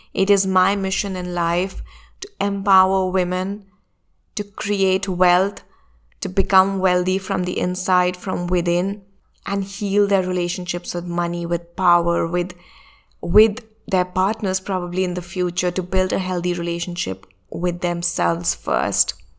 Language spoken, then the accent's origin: English; India; my home country, which is India